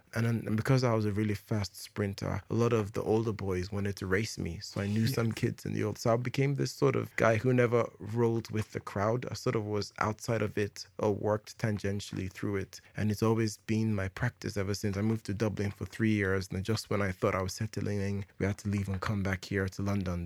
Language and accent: English; Jos, Plateau, Nigeria; I was born in Nigeria in 1984. Where in Nigeria? In Jos.